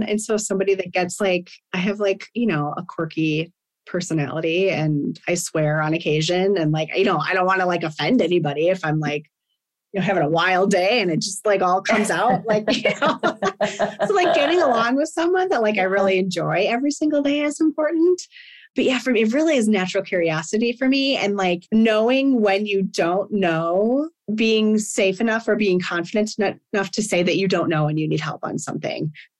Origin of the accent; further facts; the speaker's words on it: Midwest, United States; And like, I'm from the Midwest and I feel like work ethic there is just like, when I'm hiring, like if you're from the Midwest, I'm kind of like, okay, like let's go. I don't know. There's just something about where I grew up